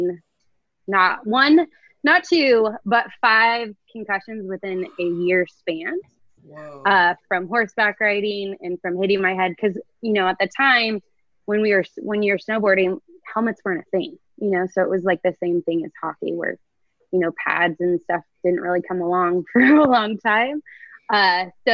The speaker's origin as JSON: {"language": "English", "town": "Truckee", "region": "California", "country": "United States", "tie": "born or raised there", "moved": "yes", "said": "I grew up in Lake Tahoe, a small town called Truckee."}